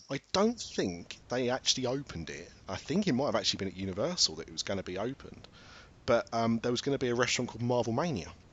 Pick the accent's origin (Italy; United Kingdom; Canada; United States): United Kingdom